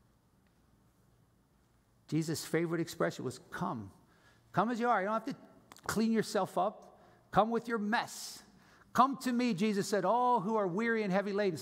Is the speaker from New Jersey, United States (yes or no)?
yes; New Jersey, United States; I'm from New Jersey.